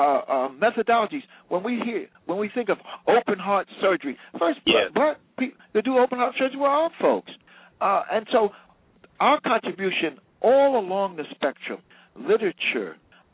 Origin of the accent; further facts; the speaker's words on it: Newark, New Jersey, United States; I was in tears of joy because that's the experience I felt in the same Newark, New Jersey.